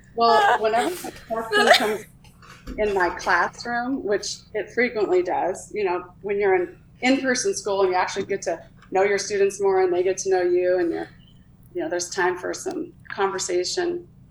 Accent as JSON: {"language": "English", "region": "Minnesota", "country": "United States", "tie": "born or raised there", "said": "I grew up in Minnesota."}